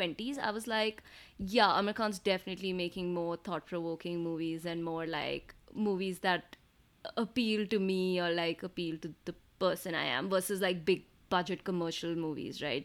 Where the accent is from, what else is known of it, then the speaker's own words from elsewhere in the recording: South India, India; being South Indian, so Tamil and Telugu movies